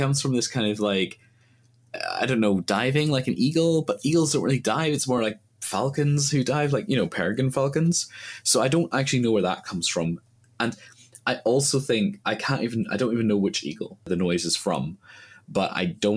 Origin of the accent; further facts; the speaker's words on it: Ireland; as an Irish person.